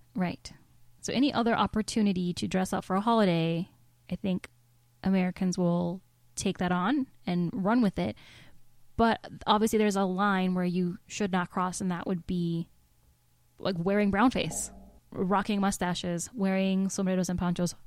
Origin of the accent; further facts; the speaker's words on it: Mexico; moved away; I'm from Mexico